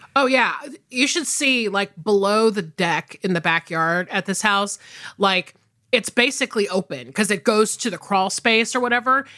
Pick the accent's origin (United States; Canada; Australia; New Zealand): United States; also born or lived in Atlanta, Georgia / South Carolina; I grew up in the South, obviously, like, either between suburban Atlanta and rural South Carolina